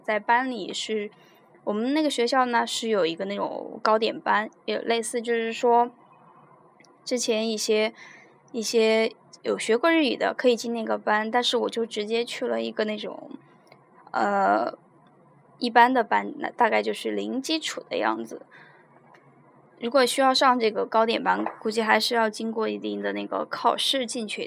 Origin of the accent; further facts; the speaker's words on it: Sichuan, China; 我们四川那边的一个高考当中